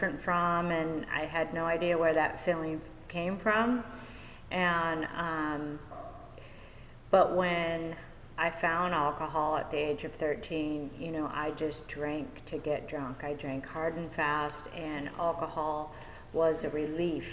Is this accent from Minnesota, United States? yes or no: no; Mission Viejo, California, United States; I grew up in Mission Viejo, so I'm local.